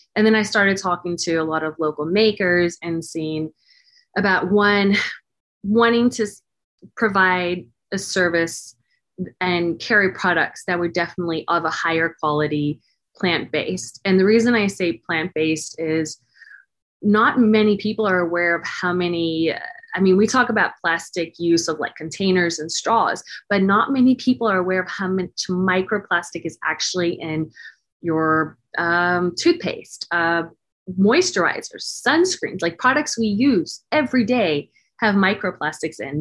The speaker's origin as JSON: {"language": "English", "town": "Cape Town", "region": "Western Cape", "country": "South Africa", "tie": "born or raised there", "also_born_or_lived": "Dallas, Texas / San Francisco Bay Area", "moved": "yes", "lives_now": "Martinez, United States", "said": "I'm originally from South Africa, Cape Town, South Africa, born and raised."}